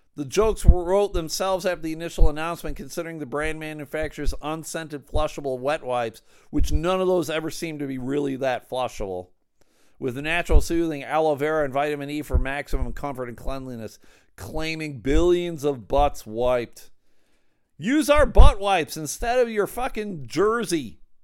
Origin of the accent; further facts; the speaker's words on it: Buffalo, New York, United States; now in Midland, United States; I grew up in Buffalo